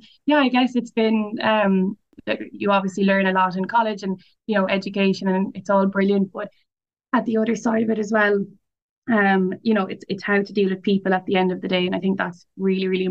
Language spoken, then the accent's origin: English; Limerick, Munster, Ireland; also born or lived in Nenagh; I'm from Nina, but I went to college, I grew up in Limerick City